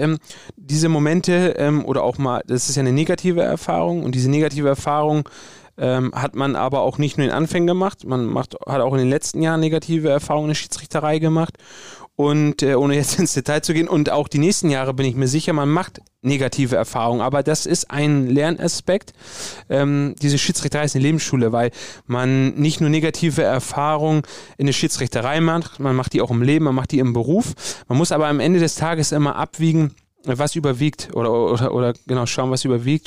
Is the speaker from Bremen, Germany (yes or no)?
yes; Bremen, Germany; ich bin hier in Bremen geboren, ich bin hier aufgewachsen, das ist meine Heimat. Ich komme äh, ursprünglich aus Bremen-Nord.